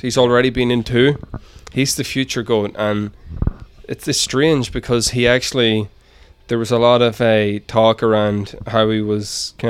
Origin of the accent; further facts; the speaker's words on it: near Belfast, Northern Ireland, United Kingdom; moved away as an adult; now in Edmonton, Canada; I'm from Ireland, just a little bit outside of Belfast.